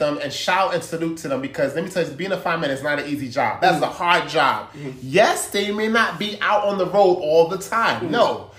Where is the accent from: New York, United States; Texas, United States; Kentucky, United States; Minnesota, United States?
New York, United States; Brooklyn; born there; Some people say, oh, well, you're not really Jamaican because you was born in the yard.